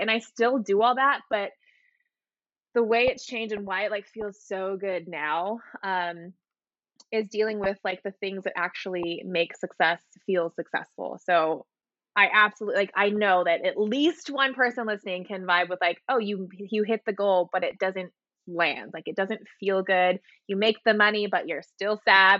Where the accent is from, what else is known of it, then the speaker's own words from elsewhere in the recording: Hawaii, United States; moved away as an adult; now in Seattle, United States; I was born and raised in Hawaii